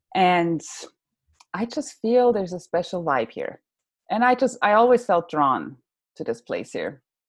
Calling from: California, United States; also born or lived in Switzerland; I am talking from California, where I moved from. That was what, like now 3 years ago. We moved to California from Switzerland.

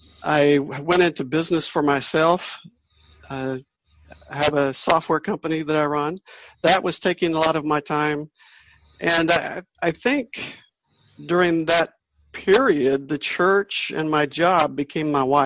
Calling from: North Carolina, United States; I'm coming from North Carolina in the USA.

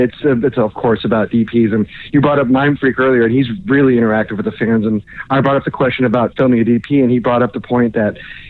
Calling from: Orlando, Florida, United States; calling in from Orlando, Florida

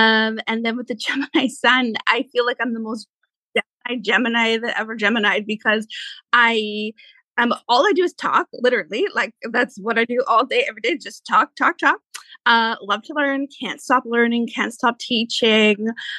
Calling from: Maple Ridge, British Columbia, Canada; So I live in Maple Ridge, which for some of your listeners, if they're, you know, not local to us, suburb of Vancouver.

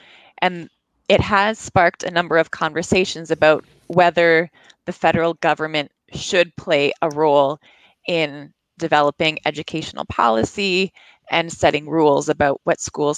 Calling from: Montreal, Quebec, Canada; I'm calling from a suburb just outside of Montreal in Canada.

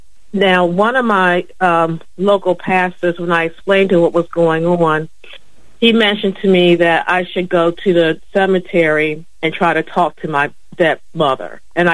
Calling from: Philadelphia, Pennsylvania, United States; Hi. Hi, this is … from Philadelphia.

